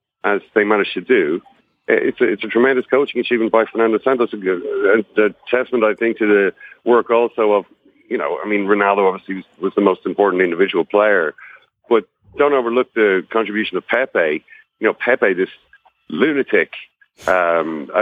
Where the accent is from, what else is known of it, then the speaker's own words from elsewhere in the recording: Ireland; I'm from Ireland